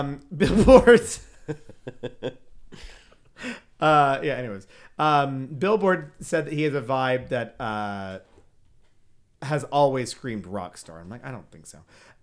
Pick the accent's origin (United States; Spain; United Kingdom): United Kingdom; Because we're British.